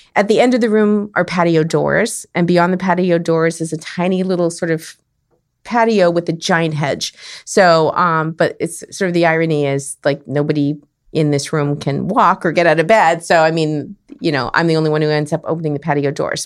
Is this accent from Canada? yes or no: yes; Winnipeg, Manitoba, Canada; moved away as an adult; also born or lived in Saskatchewan / Calgary, Alberta; now in San Diego, United States; I grew up in Winnipeg, the north end of Winnipeg.